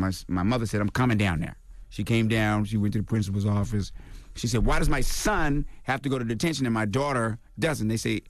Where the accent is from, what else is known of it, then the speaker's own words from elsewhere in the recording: Washington, D.C., District of Columbia, United States; also born or lived in Mississippi / Midwest; I grew up in the Midwest up until I was 5 years old. Then I moved to Washington, D.C. during the riots after King got shot